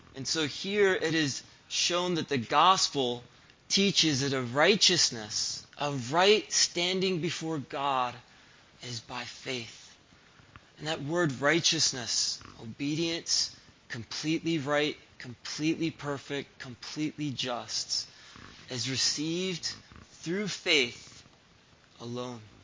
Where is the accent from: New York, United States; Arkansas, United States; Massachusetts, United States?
Massachusetts, United States; Springfield; moved away; I grew up in Springfield, Massachusetts